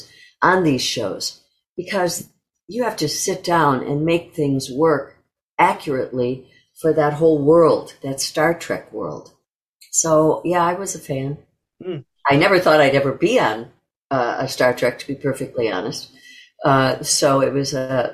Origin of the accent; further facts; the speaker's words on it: Kenosha, Wisconsin, United States; moved away; also born or lived in New York; I was born and raised in Kenosha, Wisconsin